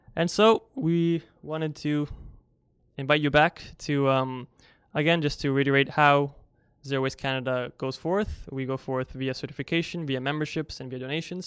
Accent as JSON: {"language": "English", "country": "Italy", "moved": "yes", "said": "I'm actually originally from Europe, from Italy"}